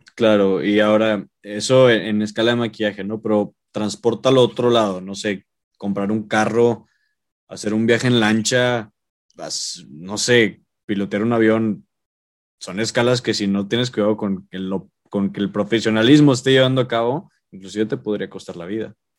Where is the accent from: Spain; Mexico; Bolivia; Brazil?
Mexico; Monterrey, Nuevo León; somos regios, vivimos aquí